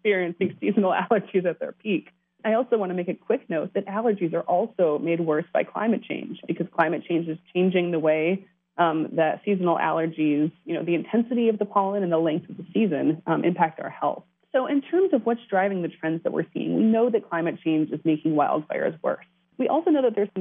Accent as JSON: {"language": "English", "region": "California", "country": "United States", "moved": "yes", "lives_now": "Washington, D.C., United States", "said": "I'm originally from California. I've watched things dramatically change since I left home."}